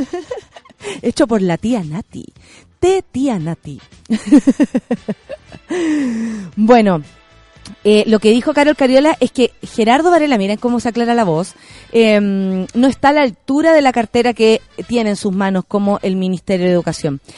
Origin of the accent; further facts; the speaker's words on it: Santiago, Santiago Metropolitan Region, Chile; personas como nosotros, que nacimos en San Miguel, en Pedro Aguirre Cerda, en Santiago Centro